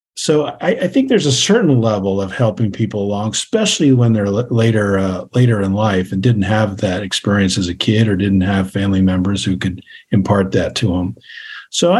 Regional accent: outside New York City, United States; moved away as an adult; now in Nebraska, United States; I grew up outside New York City and moved to Nebraska, well, about 23 years ago

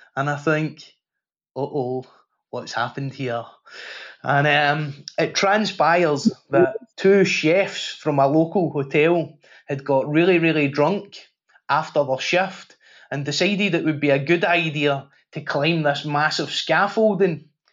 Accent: Glasgow, Scotland, United Kingdom; I grew up in Glasgow at a time when it was the murder capital of Europe

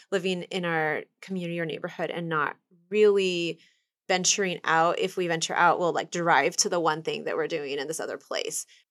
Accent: Kansas City, Kansas, United States; also born or lived in Dominican Republic; I grew up in Kansas City, Kansas, and there are woods right behind my house

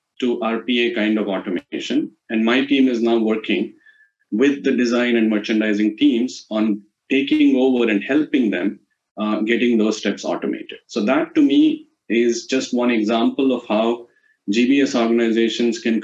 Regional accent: India; as an Indian guy

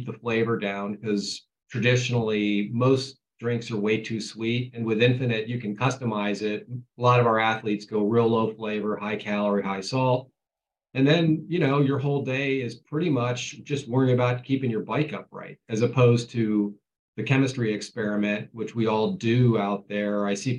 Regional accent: Ohio, United States; I was a kid from Ohio.

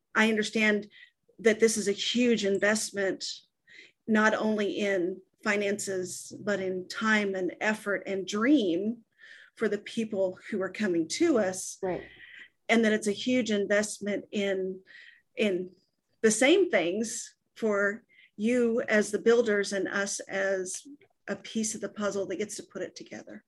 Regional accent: Texas, United States; I'm from Texas

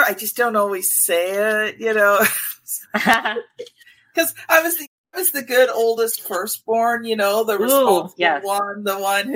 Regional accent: Canada; accent: Canadian; my Canadian accent

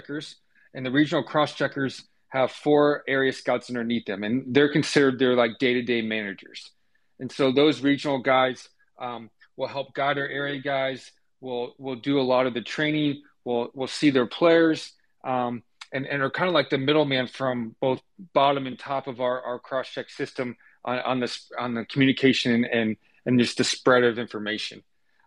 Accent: Tampa, Florida, United States; moved away as an adult; also born or lived in Georgia / Oklahoma; I grew up in Tampa, Florida.

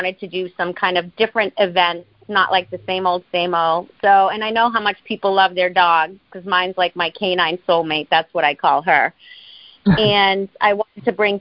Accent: Boston, Massachusetts, United States; So I'm from New England, Boston

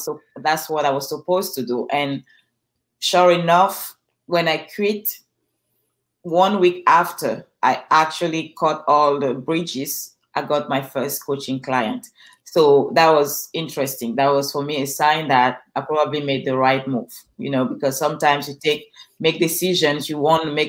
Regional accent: Cameroon; English is a second language; now in Los Angeles, United States; I'm originally from Cameroon.

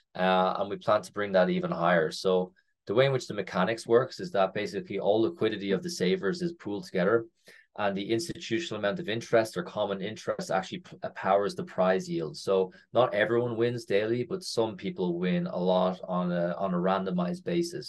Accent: Ireland; moved away as an adult; also born or lived in North America; I am Irish. Uh, I have not lived in Ireland for nearly ten years now. So after university, I first finished university in Ireland

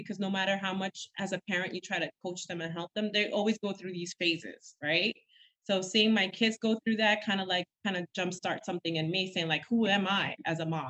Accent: New York City, New York, United States; also born or lived in Villa Mella, Dominican Republic; I'm very much a Dominican York, which means you were born in the island, but raised in New York City from Washington Heights

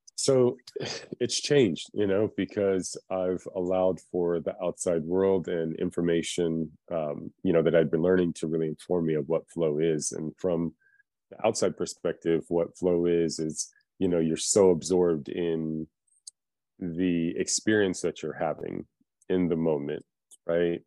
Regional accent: United States; also born or lived in Philippines; I was born in the Philippines and came to America when I was four years old

